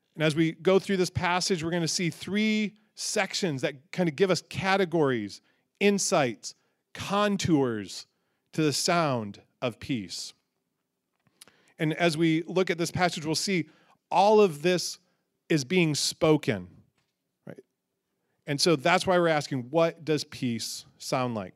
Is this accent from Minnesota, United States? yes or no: no; Michigan, United States; growing up in Michigan